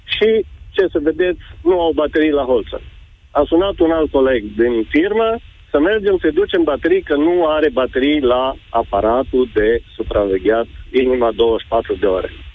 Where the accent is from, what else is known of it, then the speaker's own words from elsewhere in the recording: Lipova, Arad County, Romania; Eu sunt din Lipova